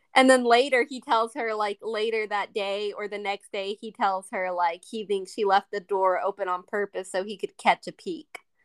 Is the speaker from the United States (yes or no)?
yes; United States; I'm American